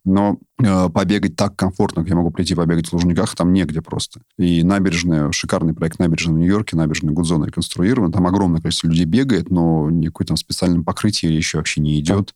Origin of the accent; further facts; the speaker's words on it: Moscow, Russia; я сам москвич